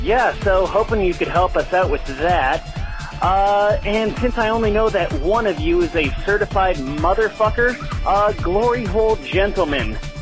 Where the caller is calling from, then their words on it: Idaho, United States; Hey, Tom and Cecil … Unfortunately, I am calling from Idaho.